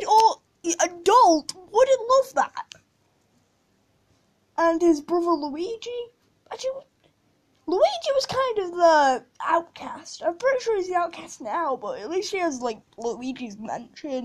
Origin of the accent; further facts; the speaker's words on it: United Kingdom; I'm British